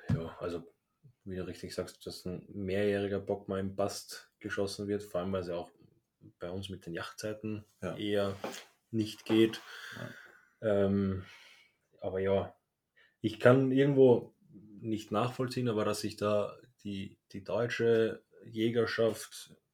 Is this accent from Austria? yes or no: yes; Austria; der war bei uns in Österreich in einem Zoo ist da eines natürlichen Todes gestorben.